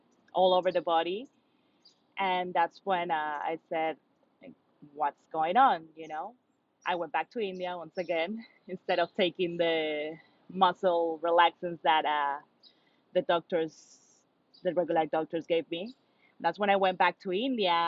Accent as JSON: {"language": "English", "region": "Lima", "country": "Peru", "tie": "born or raised there", "also_born_or_lived": "Brooklyn, New York", "moved": "as an adult", "lives_now": "New York City, United States", "said": "born and raised in Peru"}